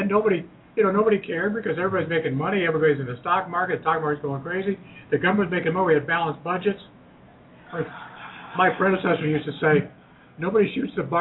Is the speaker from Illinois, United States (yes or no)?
no; Ohio, United States; building tires in my hometown and Cooper Tire and Rubber Company